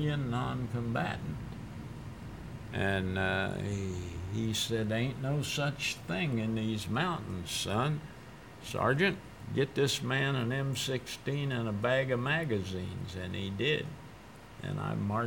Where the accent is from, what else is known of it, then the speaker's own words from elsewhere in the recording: Texas, United States; I'm from Texas.